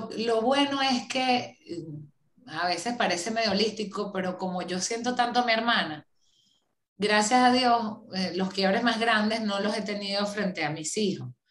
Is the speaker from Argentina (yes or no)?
no; Venezuela; moved away as an adult; tocó como muchísimos venezolanos eh, salir a empezar desde cero en otro país